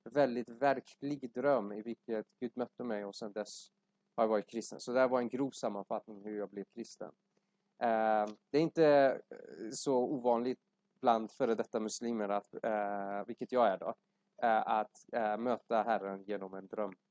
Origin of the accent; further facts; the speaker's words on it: Iran; Swedish is a second language; now in Sweden; jag är ursprungligen från Iran uh, men varit här i Sverige större delen av mitt liv